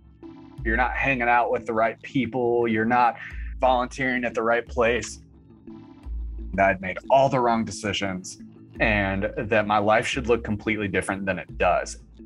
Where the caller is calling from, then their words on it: Wilmington, North Carolina, United States; I'm calling from Wilmington, North Carolina.